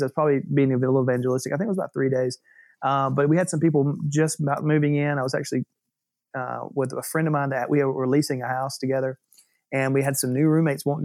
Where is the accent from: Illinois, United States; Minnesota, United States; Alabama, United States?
Alabama, United States; moved away as an adult; also born or lived in California; now in New York City, United States; I was born and raised in Alabama